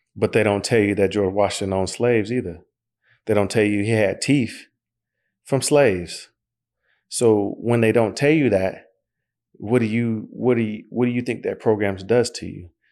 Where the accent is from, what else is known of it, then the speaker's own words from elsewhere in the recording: Oklahoma, United States; I'm from Oklahoma